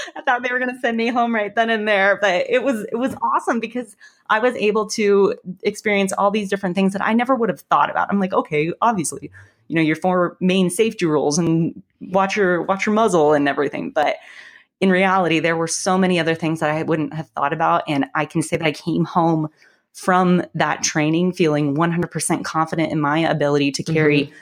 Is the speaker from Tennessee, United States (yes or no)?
no; about an hour north of Denver, Colorado, United States; I'm actually from Colorado. I grew up uh, about an hour north of Denver